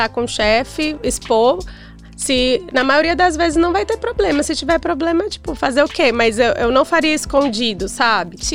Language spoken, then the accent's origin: Portuguese; Brazil; a única brasileira no bar